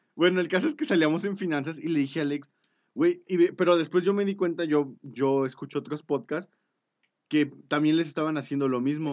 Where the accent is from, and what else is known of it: Mexico